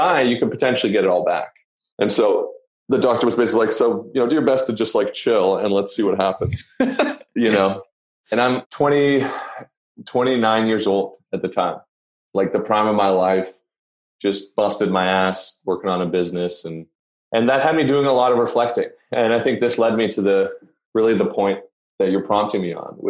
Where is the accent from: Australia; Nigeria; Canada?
Canada; I'm from Canada